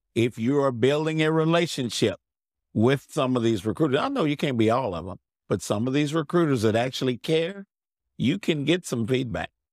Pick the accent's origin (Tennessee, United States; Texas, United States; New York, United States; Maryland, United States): Texas, United States; I'm from Texas